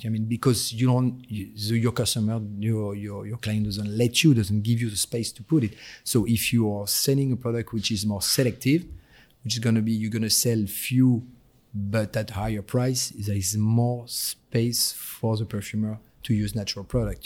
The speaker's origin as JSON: {"language": "English", "area": "near the Belgian border", "region": "Hauts-de-France", "country": "France", "tie": "born or raised there", "also_born_or_lived": "Paris", "accent": "French", "second_language": "English", "moved": "as an adult", "lives_now": "United States", "said": "I was born in Paris and I was raised in an northern part of France next to the border with Belgium"}